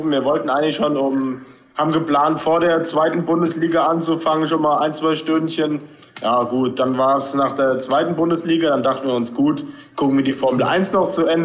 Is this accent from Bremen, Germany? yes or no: yes; Bremen, Germany; Als Bremer, Bremer SV hat fast die höchste Quote.